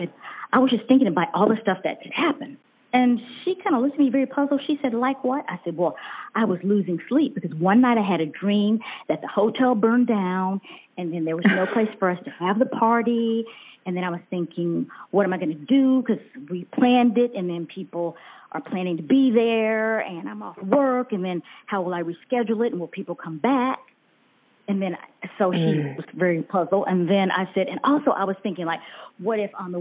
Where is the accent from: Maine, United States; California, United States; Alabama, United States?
Alabama, United States; Auburn; also born or lived in Tuscaloosa, Alabama; I grew up, in fact, in Auburn, Alabama